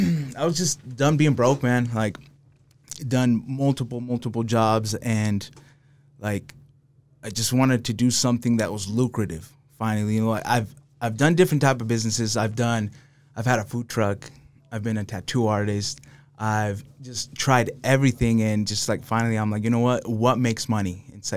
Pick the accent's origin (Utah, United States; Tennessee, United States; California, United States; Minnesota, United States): Utah, United States; Salt Lake City; also born or lived in Los Angeles, United States; I'm really from Salt Lake, though.